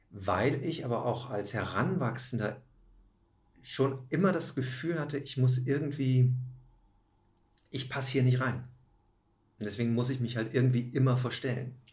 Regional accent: Rhineland, Germany; aber eigentlich schon mit 11 ich komme ja aus dem Rheinland.

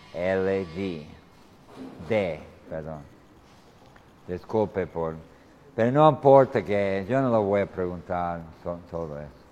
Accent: United States; Spanish is a second language; moved away as an adult; now in Tucumán, Argentina; yo vengo de los Estados Unidos

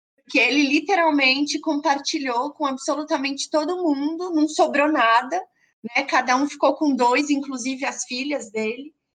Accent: Brazil; sendo brasileiros

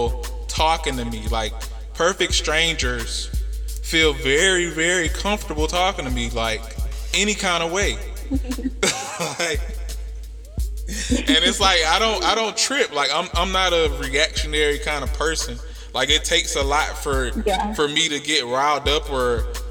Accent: United States; I'm from America

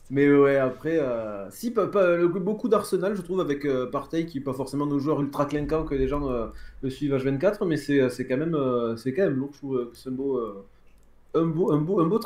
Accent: Toulouse, Occitania, France; ça me fait plaisir hein, en tant que Toulousain de les voir patauger un petit peu.

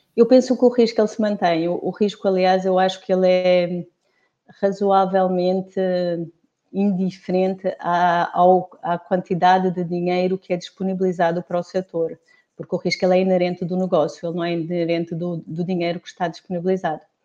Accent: Portugal; eu sou portuguesa

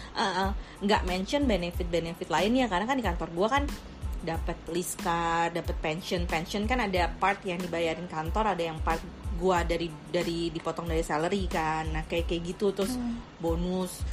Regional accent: Indonesia; moved away; kita kan orang Indo nih ceritanya yang di luar negeri

